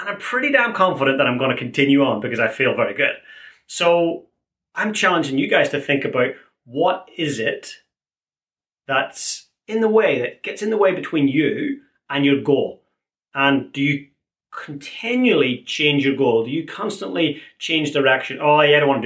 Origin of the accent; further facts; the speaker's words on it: Ireland; Being an Irishman